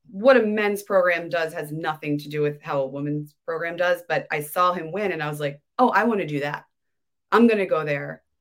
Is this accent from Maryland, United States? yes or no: yes; Baltimore, Maryland, United States; I grew up in Baltimore.